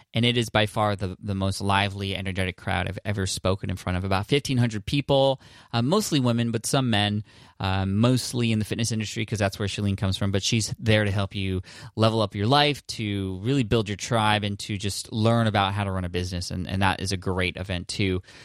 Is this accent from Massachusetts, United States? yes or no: no; San Diego, California, United States; my hometown in San Diego